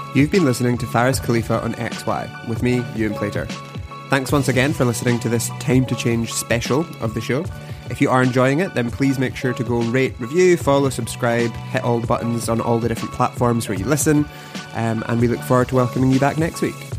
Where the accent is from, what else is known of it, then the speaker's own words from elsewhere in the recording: Glasgow, Scotland, United Kingdom; I'm from Glasgow